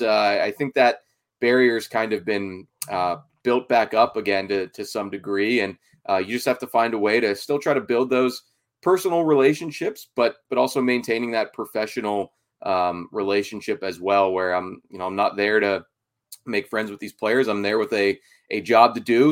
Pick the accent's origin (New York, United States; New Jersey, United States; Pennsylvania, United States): Pennsylvania, United States; Pittsburgh; I'm from Pittsburgh originally, too, the North Hills area specifically. So I, of, of course, I grew up following the Steelers